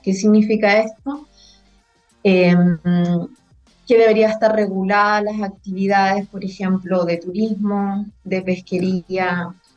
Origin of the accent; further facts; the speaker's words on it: Punta Arenas, Magallanes and Chilean Antarctica, Chile; also born or lived in Valdivia; soy nacida y criada acá en Punta Arenas